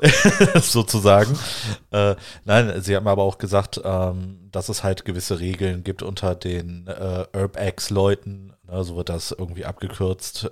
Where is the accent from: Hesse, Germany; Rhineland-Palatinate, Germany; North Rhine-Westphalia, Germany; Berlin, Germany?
North Rhine-Westphalia, Germany; Wuppertal; da wo ich aufgewachsen bin im Wuppertal